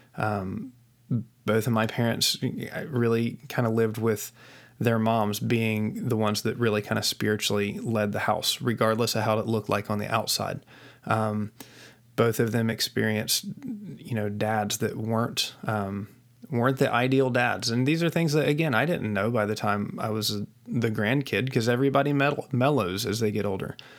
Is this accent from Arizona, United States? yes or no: no; West Virginia, United States; I was raised in West Virginia in, uh, a small town in West Virginia